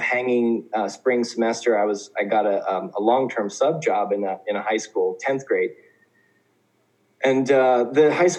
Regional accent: Oklahoma, United States; moved away as an adult; also born or lived in Indiana; now in South Korea; So I'm originally from Oklahoma, and I grew up part of my childhood in Oklahoma, part of my childhood in Indiana

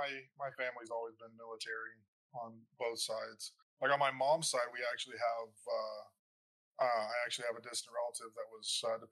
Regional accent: Philippines; born there; I was born in the Philippines.

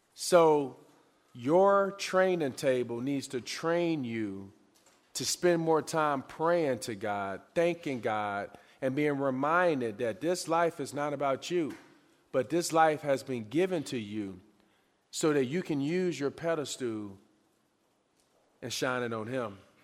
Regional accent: Pine Bluff, Arkansas, United States; moved away; also born or lived in Lincoln, Nebraska; I'm originally from Pine Bluff, Arkansas

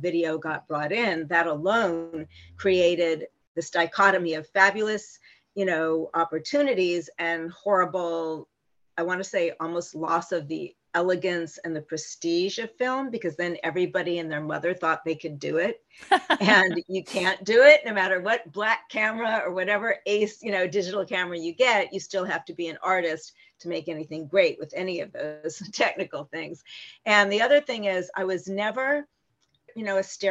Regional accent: Palm Springs, California, United States; I grew up in Palm Springs where they all hung out

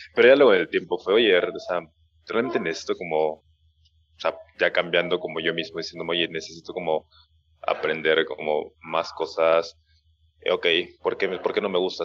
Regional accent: Lima, Peru; moved away as an adult; also born or lived in Peruvian Andes; now in Mexico City, Mexico; crecí mi, eh, la mayor parte de mi vida entre, pues, entre la costa y, los Andes peruanos. Eh, la mayor parte de mi vida pues, vivía en Lima, pues, Lima, Callao

